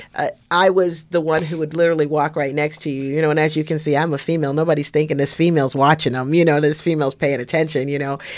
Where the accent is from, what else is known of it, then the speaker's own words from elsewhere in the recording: Las Vegas, Nevada, United States; I'm from Las Vegas, since nineteen eighty.